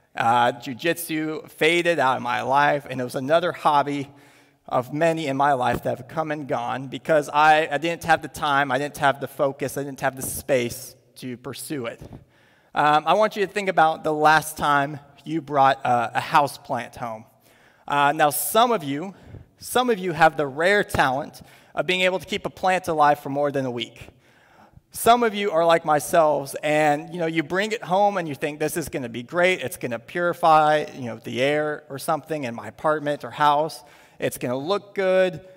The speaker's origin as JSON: {"language": "English", "country": "United States", "said": "as Western, as American Christians"}